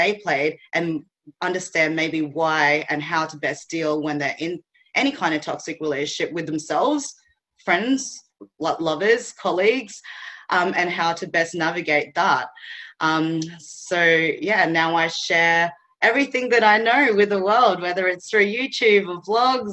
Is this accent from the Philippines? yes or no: yes; Philippines; now in Australia; I was born in the Philippines